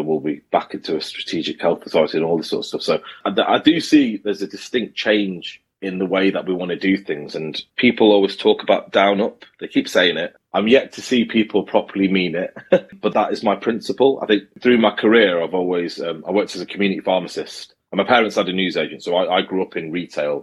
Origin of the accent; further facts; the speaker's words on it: Manchester, North West England, United Kingdom; I'm from Manchester